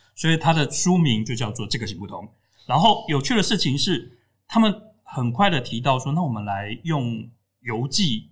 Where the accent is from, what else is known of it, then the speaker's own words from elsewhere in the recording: Tainan, Taiwan; 我在台南长大，十几岁的时候，家里附近开始出现那种录影带店